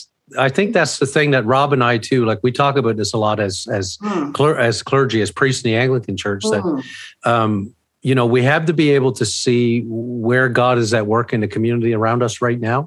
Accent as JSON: {"language": "English", "region": "Newfoundland and Labrador", "country": "Canada", "tie": "born or raised there", "said": "growing up in Newfoundland and knowing about the Sisters of Mercy in St. John's"}